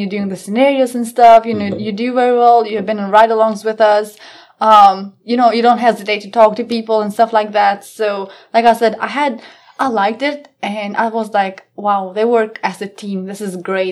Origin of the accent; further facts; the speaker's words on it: Kosovo; English is a second language; now in Chesterfield County, United States; I grew up on Kosovo, which is almost more on like Southeast Europe.